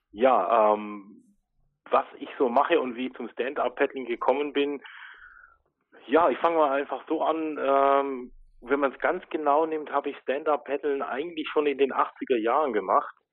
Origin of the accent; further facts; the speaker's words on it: Ulm, Baden-Württemberg, Germany; man hört es vielleicht vom Dialekt, ich komme aus Baden-Württemberg, genau gesagt aus Ulm, bin äh, 45 Jahre alt